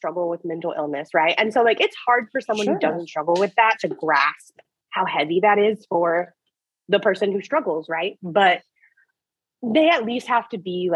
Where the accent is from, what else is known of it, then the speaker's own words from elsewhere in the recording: South Louisiana, United States; we're both from South Louisiana